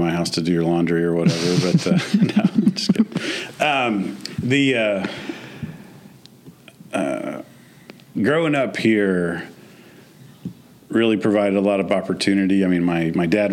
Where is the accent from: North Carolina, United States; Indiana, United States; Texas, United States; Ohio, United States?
Indiana, United States; Columbia City; also born or lived in Brownsburg, Indiana; lived in Columbia City since I was started fourth grade